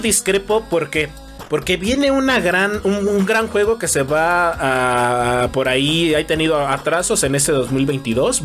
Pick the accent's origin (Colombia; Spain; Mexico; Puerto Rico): Mexico